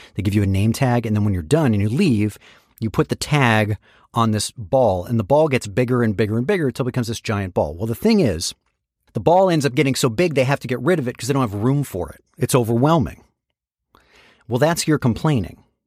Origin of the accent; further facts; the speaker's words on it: San Francisco, California, United States; moved away; There was an internship program where I grew up in San Francisco called Enterprise for High School Students